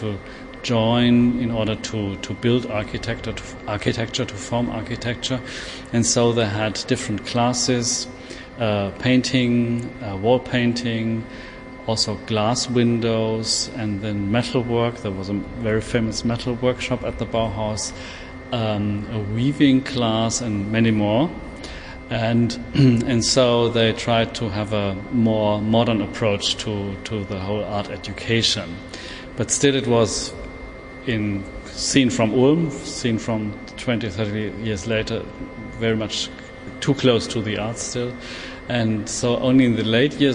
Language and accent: English; Germany; I'm from Germany.